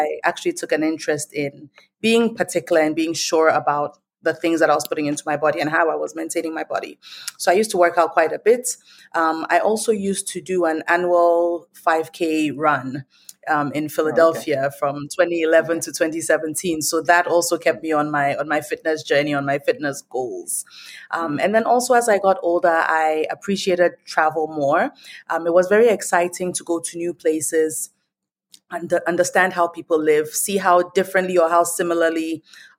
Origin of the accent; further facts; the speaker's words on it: Ghana; moved away as an adult; also born or lived in Nigeria / United States; I was born in Nigeria. I grew up in Ghana, and I spent most of my adult life in the States.